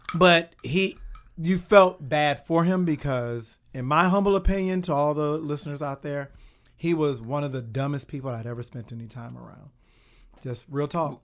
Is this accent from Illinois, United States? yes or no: yes; Kankakee, Illinois, United States; moved away as an adult; also born or lived in Los Angeles; I'm from Il-, small town Illinois called Kankakee, which is outside